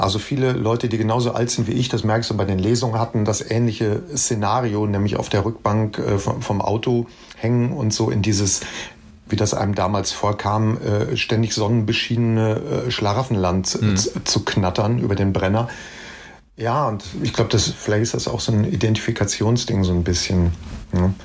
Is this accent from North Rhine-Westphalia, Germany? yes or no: yes; Bergisch Gladbach, North Rhine-Westphalia, Germany; Ich bin früher mit meiner Mutter immer in die Stadtbücherei Bergisch Gladbach, äh, die Stadtbücherei meiner Heimatstadt, gegangen.